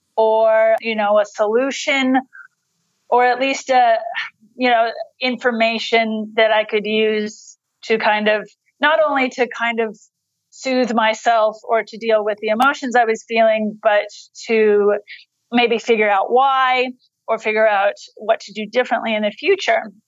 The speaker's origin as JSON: {"language": "English", "country": "United States", "tie": "born or raised there", "moved": "as an adult", "lives_now": "Australia", "said": "I was born in the United States"}